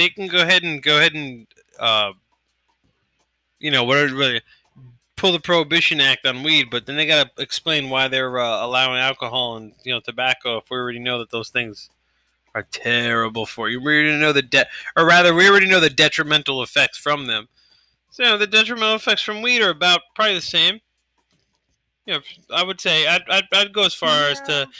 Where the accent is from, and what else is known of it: New York, United States